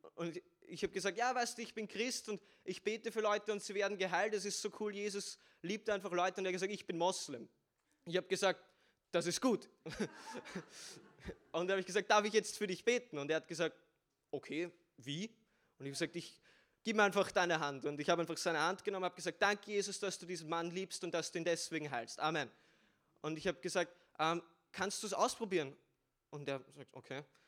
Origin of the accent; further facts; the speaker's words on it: Vienna, Austria; ich bin aus Wien bin 17 Jahre alt